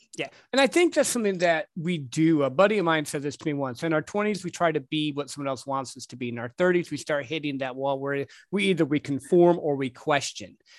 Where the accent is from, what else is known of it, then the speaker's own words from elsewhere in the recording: Midwest, United States; growing up in the Midwest